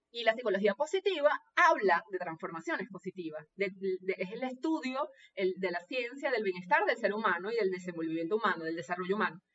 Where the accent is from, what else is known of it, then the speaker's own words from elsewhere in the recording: Venezuela; obediente venezolana